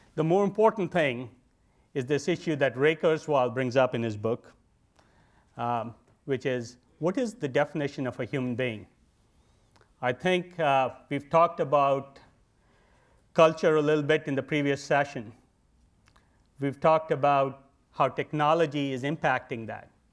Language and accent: English; India; moved away as an adult; now in United States; I grew up in India